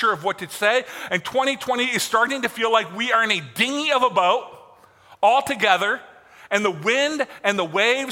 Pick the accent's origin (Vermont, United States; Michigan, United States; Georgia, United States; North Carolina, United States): Michigan, United States; I grew up in Michigan. And I grew up on Lake Michigan